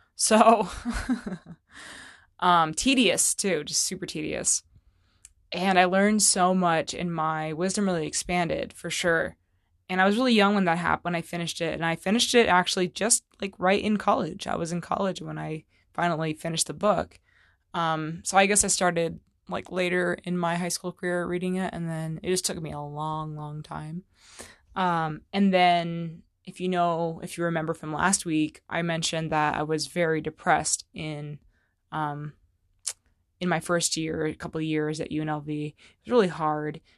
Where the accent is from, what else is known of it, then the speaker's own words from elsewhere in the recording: Fallbrook, California, United States; in Fall Brook, California, where I grew up in Southern California